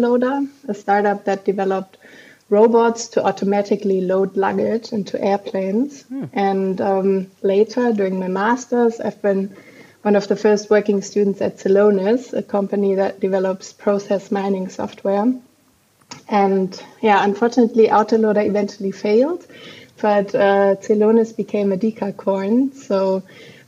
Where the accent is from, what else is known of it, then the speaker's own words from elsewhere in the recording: Frankfurt, Hesse, Germany; also born or lived in Munich / Copenhagen; I was born and raised in Frankfurt here in Germany